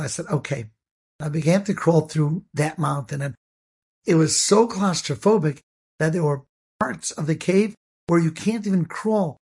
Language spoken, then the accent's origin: English; Cleveland, Ohio, United States; I grew up in Cleveland, Ohio